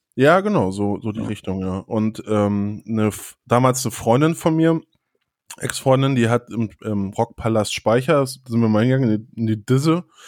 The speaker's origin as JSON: {"language": "German", "area": "a village near Flensburg", "region": "Schleswig-Holstein", "country": "Germany", "tie": "born or raised there", "also_born_or_lived": "Hannover", "moved": "yes", "lives_now": "Hamburg, Germany", "said": "Bei mir war es ja so auf dem Dorf und dann hat man die nur, oder ich bin ja auf dem Dorf da zur Schule gegangen, aber zum Feiern sind natürlich dann alle nach Flensburg reingefahren"}